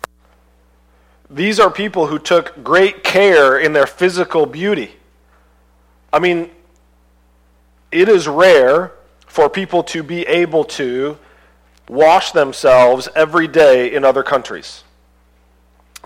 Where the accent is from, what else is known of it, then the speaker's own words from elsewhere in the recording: United States; as an American